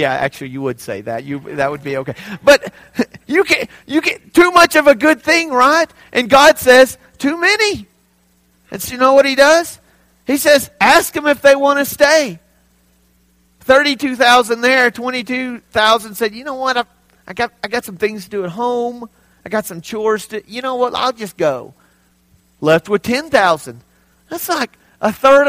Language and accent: English; Texas, United States; moved away as an adult; now in Hobbs, United States; I'm from Texas, the great state